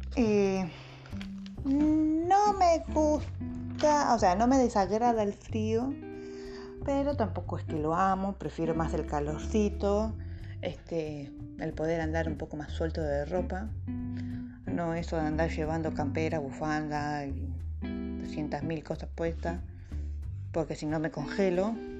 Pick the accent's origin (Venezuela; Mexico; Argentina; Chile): Argentina; Bahía Blanca, Buenos Aires Province; soy una ballense con alma de porteño. Este, sí, soy nacida en Bahía Blanca